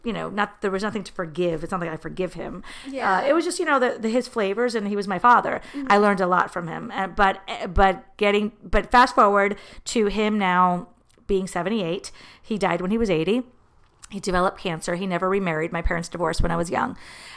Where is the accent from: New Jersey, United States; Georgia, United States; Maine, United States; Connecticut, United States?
New Jersey, United States; moved away; also born or lived in Miami, Florida; all my life, I'm from New Jersey